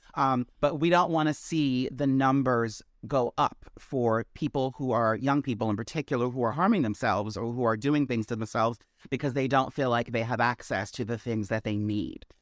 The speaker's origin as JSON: {"language": "English", "region": "Maryland", "country": "United States", "tie": "born or raised there", "moved": "yes", "lives_now": "New York, United States", "said": "I originated in Maryland."}